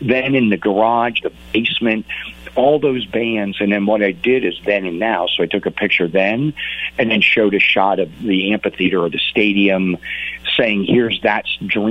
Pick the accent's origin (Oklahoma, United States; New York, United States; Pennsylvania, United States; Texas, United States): Pennsylvania, United States; Pittsburgh; I grew up in Pittsburgh